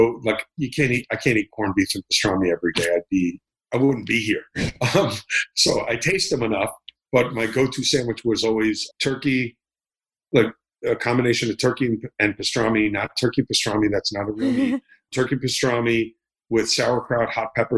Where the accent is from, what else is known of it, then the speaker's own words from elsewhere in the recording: Miami Beach, Florida, United States; I grew up in Miami Beach, Florida